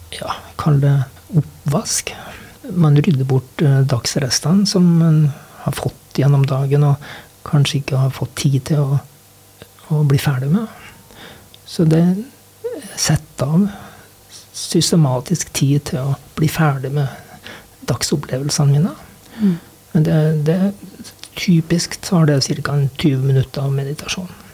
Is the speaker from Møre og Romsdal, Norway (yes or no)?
yes; Sunndalsøra, Møre og Romsdal, Norway; moved away as an adult; also born or lived in Røros; now in Os, Norway; jeg kom jo fra Sunndalsøra